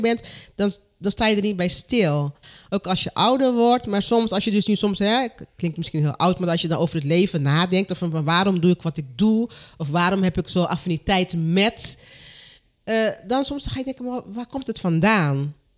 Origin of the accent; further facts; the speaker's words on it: Curaçao; moved away; Ik kom uit Curaçao